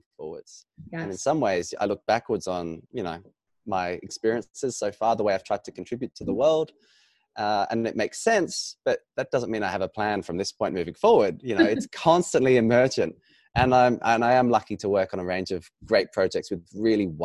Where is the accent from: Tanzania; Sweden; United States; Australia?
Australia; being an Australian and born in Australia